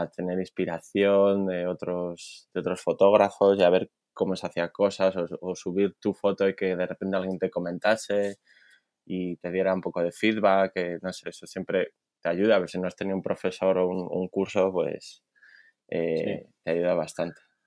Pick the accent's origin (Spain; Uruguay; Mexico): Spain; Simancas, Castile and León; moved away as an adult; also born or lived in Valladolid; now in Sydney, Australia; Pues nací en Valladolid, Pucela, para los que se un poco la historia de Valladolid. y, Y nada, mi infancia, pues eh, no vivía en Valladolid. Eh, mis padres decidieron vivir en un pueblo cerquita de Valladolid que se llama Simancas